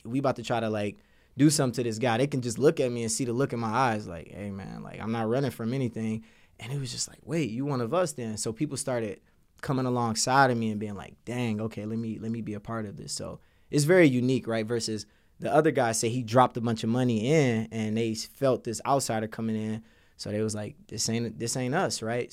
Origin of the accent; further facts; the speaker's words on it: Detroit, Michigan, United States; when I was growing up in Detroit, I grew up with a teenage mom